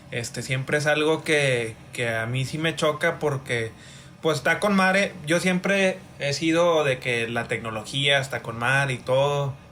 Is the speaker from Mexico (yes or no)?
no; United States; Soy gringo yo también, pero.